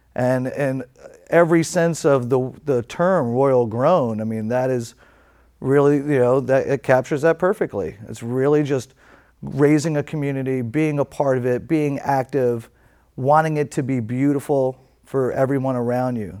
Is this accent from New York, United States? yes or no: yes; New York City, New York, United States; moved away as an adult; now in California, United States; growing up in New York City, uh, especially back in the seventies and eighties